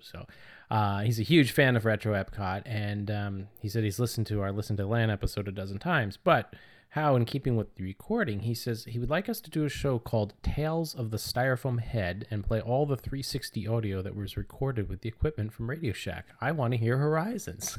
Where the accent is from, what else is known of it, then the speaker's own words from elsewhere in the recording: New Jersey, United States; now in New Hampshire, United States; when we were growing up in New Jersey, we called them, uh, lightning bugs